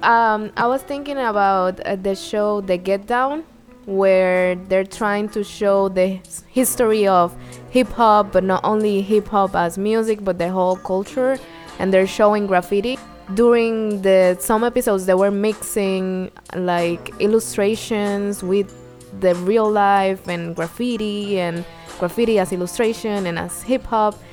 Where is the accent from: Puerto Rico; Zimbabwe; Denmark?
Puerto Rico; accent: Puerto Rican; moved away as an adult; now in New York, United States; I came from Puerto Rico four years